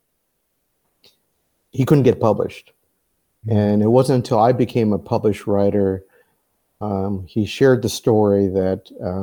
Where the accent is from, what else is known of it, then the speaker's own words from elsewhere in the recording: Los Angeles, California, United States; I was born and raised in Los Angeles